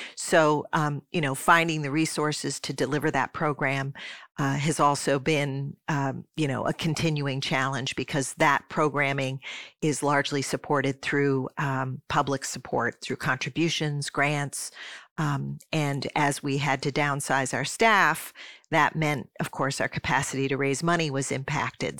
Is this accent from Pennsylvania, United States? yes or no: yes; Swarthmore, Pennsylvania, United States; moved away as an adult; also born or lived in Michigan / Saint Paul, Minnesota; my hometown of Swarthmore, Pennsylvania, as the place where we were going to live as a family. So, I spent the vast majority of my youth kindergarten through twelfth grade, um, there